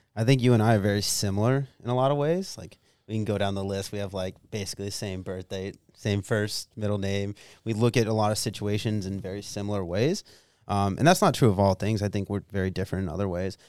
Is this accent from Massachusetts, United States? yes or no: no; Pennsylvania, United States; moved away; me growing up in Bumblefuck, Pennsylvania